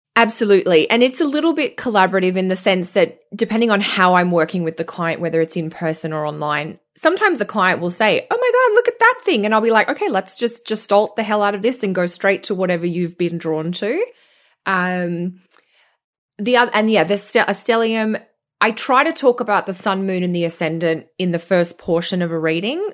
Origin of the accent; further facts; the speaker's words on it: Australia; accent: Australian; moved away as an adult; now in Canada; being Australian and moving to Canada